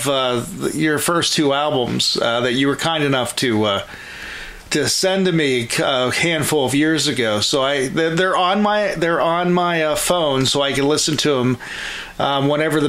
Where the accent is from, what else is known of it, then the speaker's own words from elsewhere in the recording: Pittsburgh, Pennsylvania, United States; I'm from the Pittsburgh area